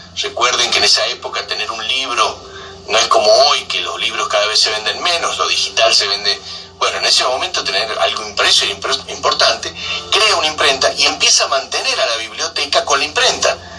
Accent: Argentina; nosotros, de Argentina

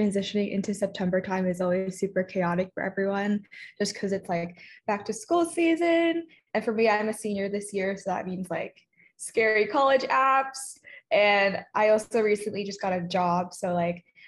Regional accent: Roseburg, Oregon, United States; moved away as an adult; also born or lived in New York area; now in New York, United States; I'm from Roseburg, Oregon, but right now I just actually moved to the New York area last week.

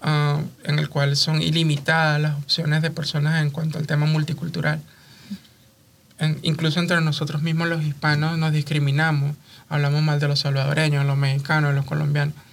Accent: Venezuela; now in United States; mi diáspora venezolana

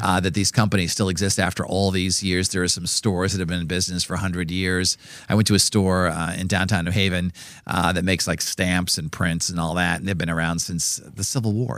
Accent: Norwood, Massachusetts, United States; I grew up in Norwood, Massachusetts

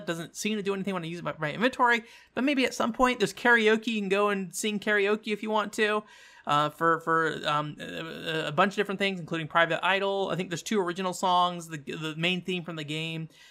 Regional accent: United States; an American

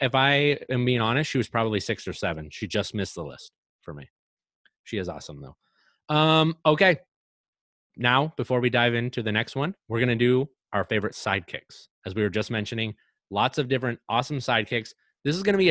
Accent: Scotland, United Kingdom; I'm Scottish

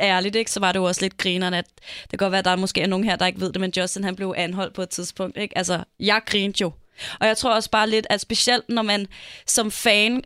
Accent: Denmark; Vi er danskere

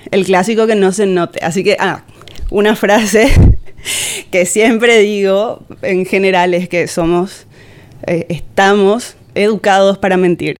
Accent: Benjamín Aceval, Presidente Hayes, Paraguay; yo soy de Benjamín Aceval desde ahí, o sea, ahí crecí, nací, crecí, hice toda mi vida

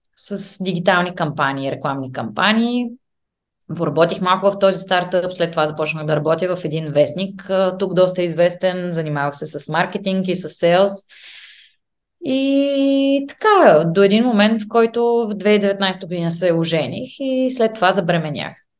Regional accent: Bulgaria; moved away as an adult; also born or lived in England; now in Vienna, Austria; ние като българи

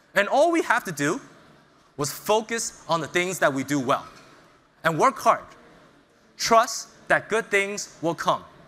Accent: New York City, New York, United States; moved away as an adult; also born or lived in China; I was born in China, but I moved to the United States around six years old. And I grew up in Brooklyn, New York

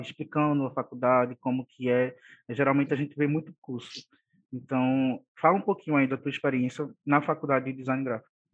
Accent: Olinda, Pernambuco, Brazil; Somos conterrâneos, né, só que de cidades diferentes, sou de Olinda

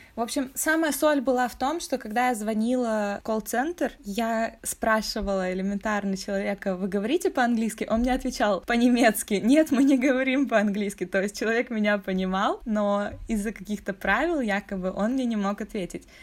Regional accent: Russia; now in Europe; Я из России

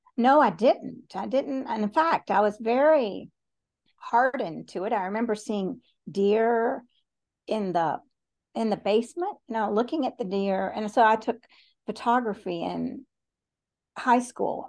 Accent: Chattanooga, Tennessee, United States; I was born in Chattanooga, Tennessee

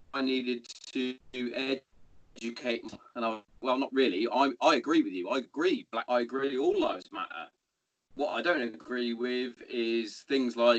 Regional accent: Hereford, West Midlands, United Kingdom; moved away; my hometown. I'm from Hereford originally

